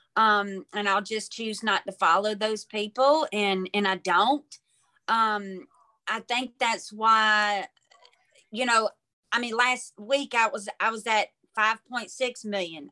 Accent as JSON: {"language": "English", "town": "Mobile", "region": "Alabama", "country": "United States", "said": "from Mobile, Alabama"}